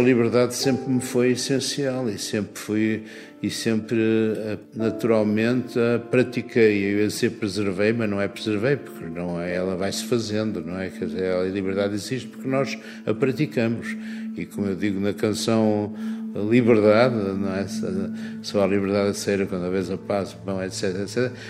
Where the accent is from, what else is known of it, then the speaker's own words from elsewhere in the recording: Porto, Porto District, Portugal; moved away as an adult; also born or lived in Paris, France / Vancouver, Canada; Eu cresci ó, perto da Foz do Douro, ao pé do mar